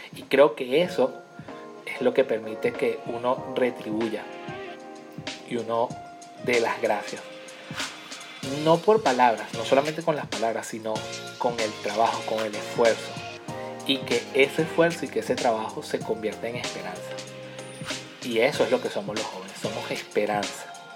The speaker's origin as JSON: {"language": "Spanish", "country": "Venezuela", "said": "yo soy de Venezuela"}